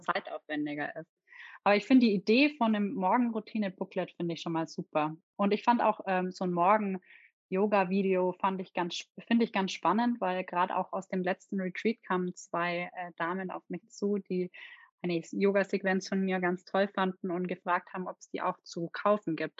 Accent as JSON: {"language": "German", "town": "Nördlingen", "region": "Bavaria", "country": "Germany", "tie": "born or raised there", "said": "Ich bin in Nördlingen in Ries geboren"}